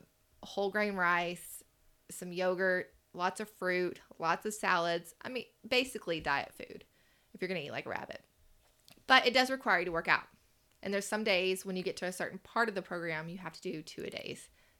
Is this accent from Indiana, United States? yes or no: no; Mason, Texas, United States; I graduated from Mason, Texas, and we had 50 people in our graduation.